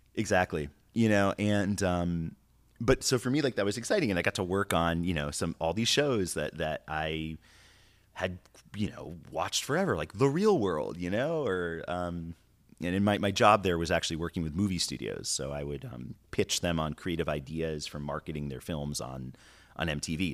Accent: New York City, New York, United States; moved away as an adult; now in California, United States; growing up in New York is like growing up anywhere.

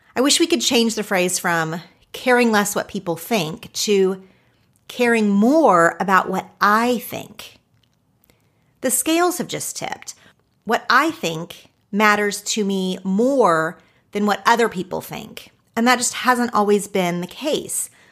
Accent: Oklahoma, United States; now in Los Angeles, United States; growing up in Oklahoma, living in Los Angeles

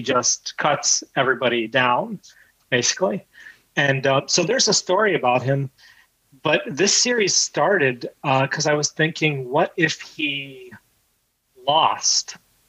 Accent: India; then, well, I'm Indian.

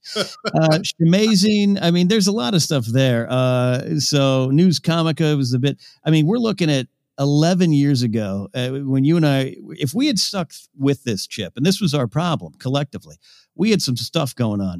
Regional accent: Pismo Beach, California, United States; moved away; my hometown in Pismo Beach

